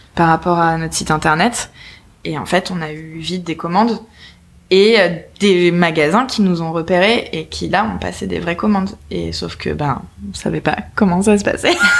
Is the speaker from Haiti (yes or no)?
no; Nice, Provence-Alpes-Côte d'Azur, France; on vient de Nice